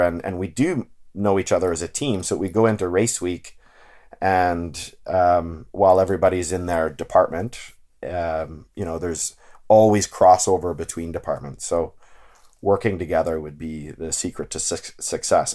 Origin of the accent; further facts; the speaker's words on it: Ontario, Canada; growing up in Ontario